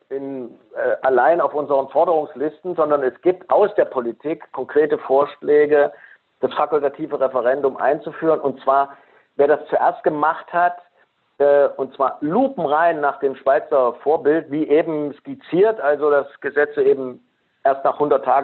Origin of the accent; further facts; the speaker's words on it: Thuringia, Germany; Stimmt, ich bin Thüringer.